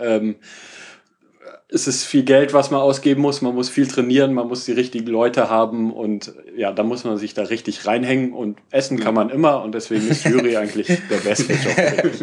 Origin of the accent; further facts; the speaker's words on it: Germany; als Deutscher